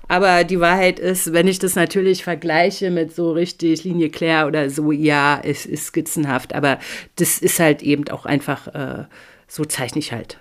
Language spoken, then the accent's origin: German; GDR, East Germany, Germany; now in Northern Germany; ich bin in der DDR und völlig atheistisch aufgewachsen